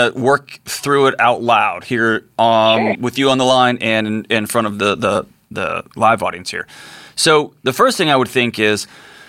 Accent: Texas, United States; my home state of Texas

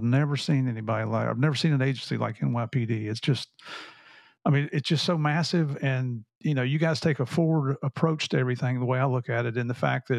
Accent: Tennessee and Southern West Virginia, United States; I grew up in Tennessee and Southern West Virginia.

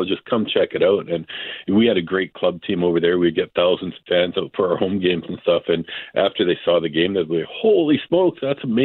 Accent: Canada; as a Canadian

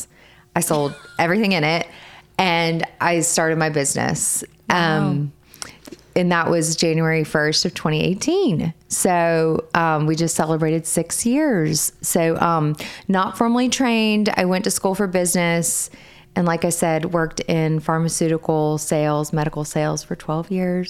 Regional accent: Arkansas, United States; moved away as an adult; also born or lived in Mississippi; now in Charleston, United States; Originally, I am from Arkansas. So that is where all of my family is.

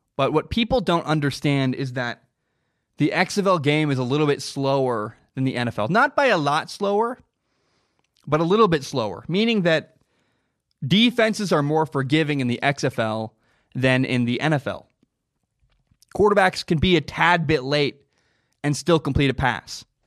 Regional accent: the Northwest, Pacific Northwest, United States; I'm from the Northwest. I live in the Portland area.

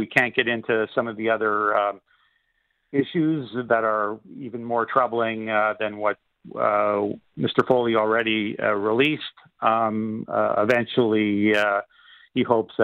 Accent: Canada

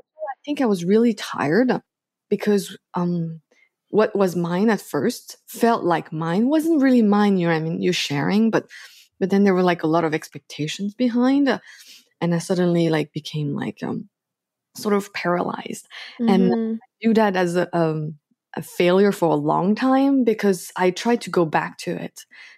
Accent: France; So I was born in France. And then, yeah, I grew up there like pretty much my whole life. But I also lived in different countries because my parents were moving around a lot.

